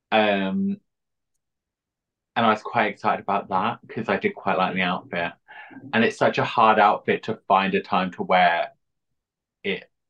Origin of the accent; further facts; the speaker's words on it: East of England, United Kingdom; now in London, United Kingdom; Originally from Essex, but now I'm in East London.